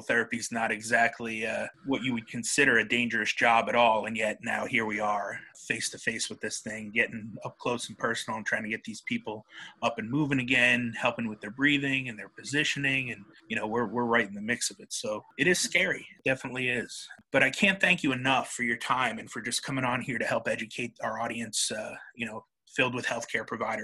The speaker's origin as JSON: {"language": "English", "area": "Long Island", "region": "New York", "country": "United States", "moved": "yes", "said": "I'm from New York originally, and we're from the Long Island area"}